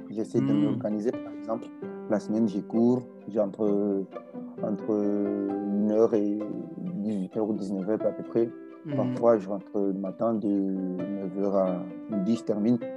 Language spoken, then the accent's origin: French; Mayotte; now in Réunion; je suis originaire de Mayotte, j'ai 20 ans, mais je suis actuellement à La Réunion.